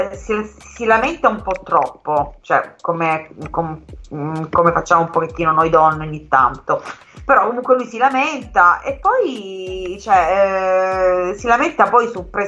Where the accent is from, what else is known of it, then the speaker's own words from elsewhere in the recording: Calabria, Italy; Esatto, essendo calabrese parliamo un pochettino